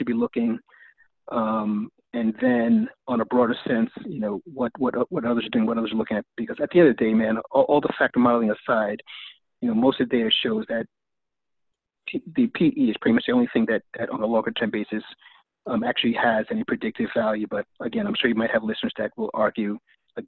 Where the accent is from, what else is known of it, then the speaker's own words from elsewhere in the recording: New York City, New York, United States; moved away as an adult; also born or lived in California / Japan / Vietnam; me growing up in the Bronx